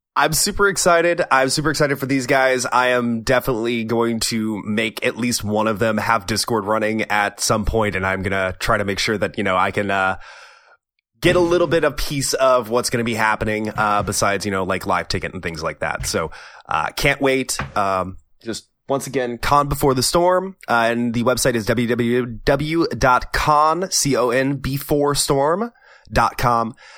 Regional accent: Houston, Texas, United States; Houston's my hometown

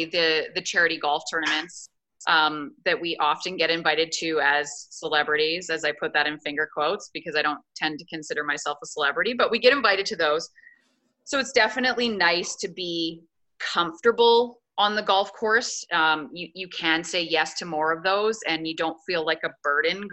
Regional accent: Edmonton, Alberta, Canada; I ended up coming back to a job in Edmonton, doing sports in my hometown.

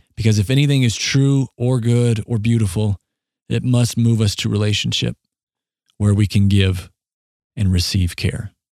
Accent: Southeast South Dakota, United States; We grew up in Southeast South Dakota

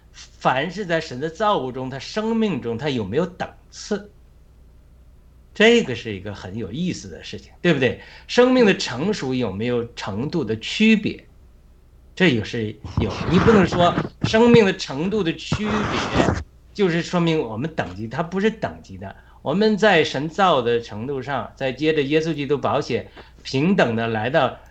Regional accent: China; 我们在中国哪，多少穷孩子

